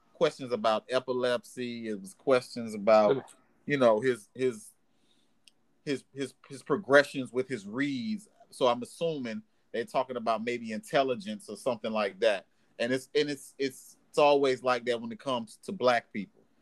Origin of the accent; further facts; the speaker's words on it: Miami, Florida, United States; we're from Miami.